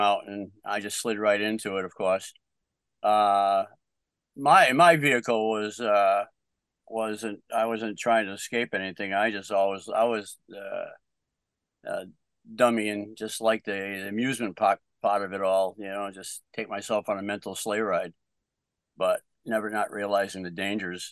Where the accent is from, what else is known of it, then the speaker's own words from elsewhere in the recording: Bedford, Massachusetts, United States; now in Middleborough, United States; I grew up in Bedford